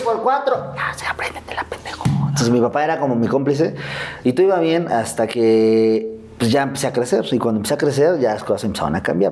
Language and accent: Spanish; Mexico City, Mexico; Yo vivía en Azcapotzalco. Ahí crecí, crecí en Azcapotzalco.